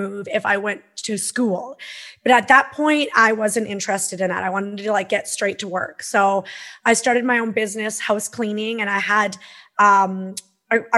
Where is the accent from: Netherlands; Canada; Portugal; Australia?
Canada; Peace River, Alberta; now in Okanagan, Canada; I grew up in Northern Alberta, Peace River, Alberta.